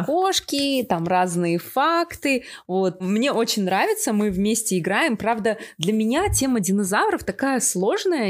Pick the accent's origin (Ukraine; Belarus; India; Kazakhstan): Kazakhstan; also born or lived in Karelia, Russia; я родилась в Карелии. Я до 8 лет вообще не знала казахский язык, переехала в Казахстан вместе с родителями